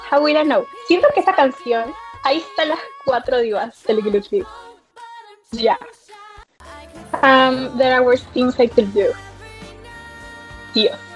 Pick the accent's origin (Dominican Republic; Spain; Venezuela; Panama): Panama; Em, bueno, ¿de dónde estoy Soy de Panamá, un pueblito chiquito un país chiquito, de corazón grande.